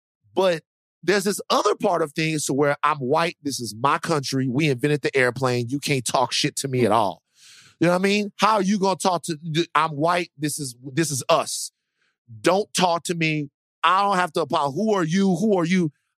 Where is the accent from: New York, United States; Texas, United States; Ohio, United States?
Texas, United States; Dallas; Look, I'm very proud to be from the South. I am from Dallas, Texas.